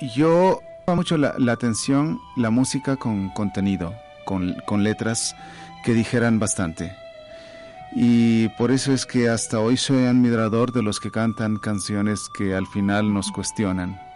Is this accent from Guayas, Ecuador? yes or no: no; Baños de Agua Santa, Tungurahua, Ecuador; now in Quito, Ecuador; nací en Baños de Agua Santa